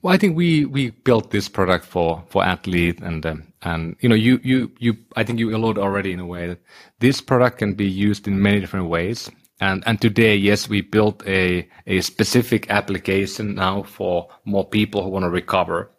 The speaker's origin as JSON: {"language": "English", "town": "Oulu", "region": "North Ostrobothnia", "country": "Finland", "tie": "born or raised there", "moved": "yes", "said": "my hometown in Oulu in Finland"}